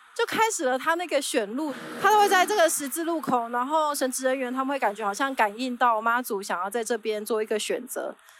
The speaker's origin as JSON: {"language": "Chinese", "country": "Taiwan", "said": "身为台湾人"}